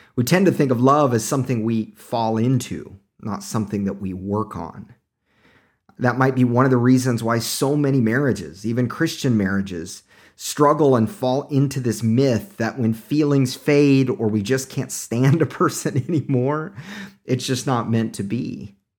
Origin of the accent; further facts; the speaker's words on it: Tulsa, Oklahoma, United States; moved away; I'm originally from Oklahoma